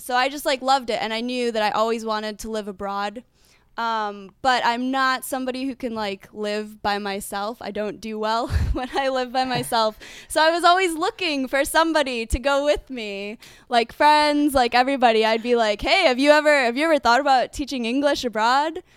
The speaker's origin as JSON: {"language": "English", "country": "United States", "moved": "as an adult", "lives_now": "Prague, Czech Republic", "said": "I'm from America"}